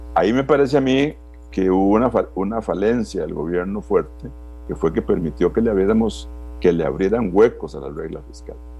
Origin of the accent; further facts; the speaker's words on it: Costa Rica; Yo como costarricense